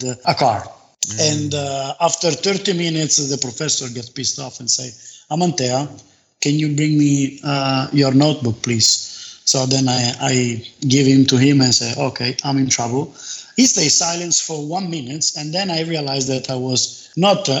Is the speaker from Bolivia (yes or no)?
no; Turin, Piedmont, Italy; born and raised in Turin in a modest but happy family